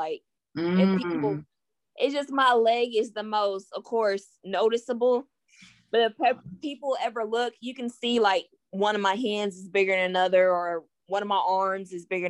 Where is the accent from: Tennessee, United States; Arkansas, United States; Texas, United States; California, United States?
Tennessee, United States; Knoxville; I am 23 years old, and I'm from Knoxville, Tennessee.